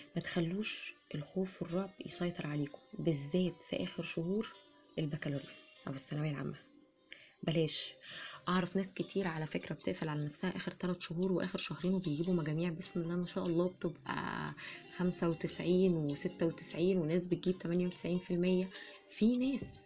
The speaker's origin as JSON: {"language": "Arabic", "country": "Egypt", "said": "عندنا في مصر"}